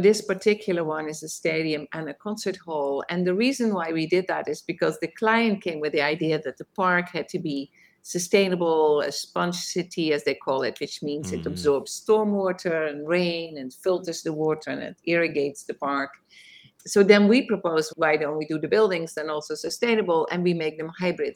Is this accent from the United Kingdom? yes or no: no; Netherlands; moved away as an adult; now in New York City, United States; although I am in New York, I'm originally from Holland. I came here to study at Columbia University, forgot to leave